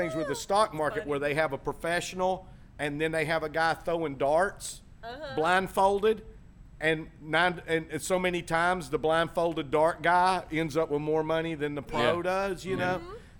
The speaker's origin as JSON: {"language": "English", "town": "LaBelle", "region": "Florida", "country": "United States", "said": "I give you a hug, baby. I'm from LaBelle."}